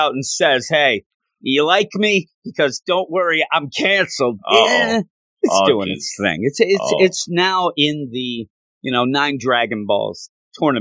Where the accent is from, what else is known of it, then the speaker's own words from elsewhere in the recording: United States; I am American